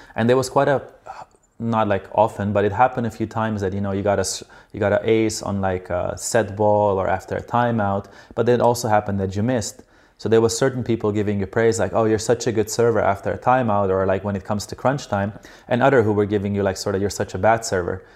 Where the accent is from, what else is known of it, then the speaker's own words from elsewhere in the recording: Slovenia; I'm from Slovenia